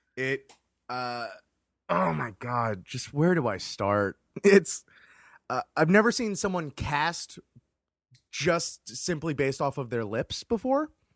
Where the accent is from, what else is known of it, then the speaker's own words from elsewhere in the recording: Florida, United States; as someone born and raised in Florida